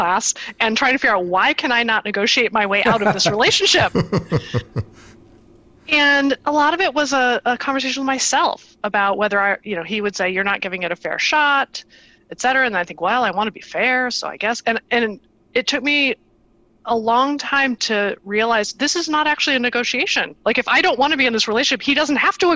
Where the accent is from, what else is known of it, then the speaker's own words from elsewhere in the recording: Iowa and Nebraska, Midwest, United States; moved away as an adult; also born or lived in California; I grew up in the Midwest, in Iowa and Nebraska